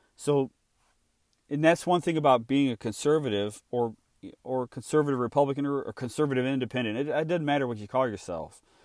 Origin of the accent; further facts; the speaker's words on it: Illinois, United States; I was born and raised in Illinois